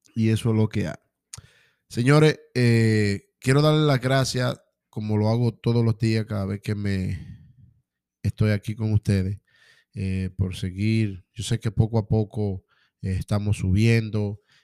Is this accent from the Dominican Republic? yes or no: yes; Dominican Republic; mi gente de República Dominicana